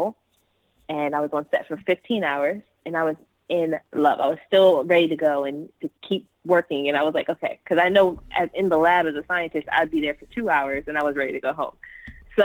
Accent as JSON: {"language": "English", "town": "Seaford", "region": "Delaware", "country": "United States", "tie": "born or raised there", "moved": "yes", "lives_now": "Los Angeles, United States", "said": "I'm originally from Seaford, Delaware."}